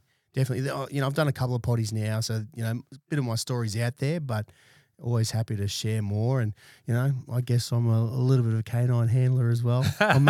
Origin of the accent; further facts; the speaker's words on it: Brisbane, Queensland, Australia; So I grew up in East Brisbane, 1984 I was born.